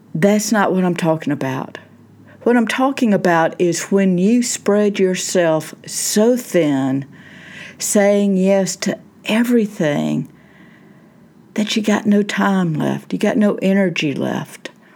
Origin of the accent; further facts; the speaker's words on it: Southern United States, United States; I grew up in the South, Southern United States. I still live in the South